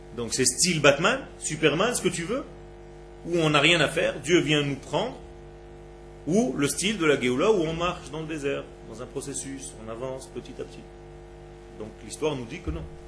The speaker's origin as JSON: {"language": "French", "country": "Israel", "tie": "born or raised there", "said": "je suis né en Israël, il y avait dans ma ville mon immeuble et à 6 km la plage"}